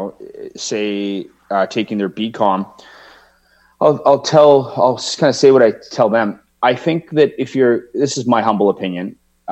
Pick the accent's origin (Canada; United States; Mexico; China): Canada; Victoria, British Columbia; also born or lived in Edmonton, Alberta, Canada; So I moved to Victoria from Edmonton with my mom and my brother my mom and my dad had separated in 1983. So I was 11 years old.